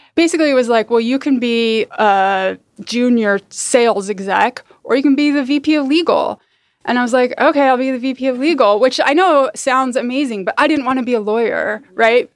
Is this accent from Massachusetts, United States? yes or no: no; Salt Lake City, Utah, United States; moved away as an adult; also born or lived in San Francisco, California; now in Oakland, United States; I grew up in Utah, in the suburbs of Salt Lake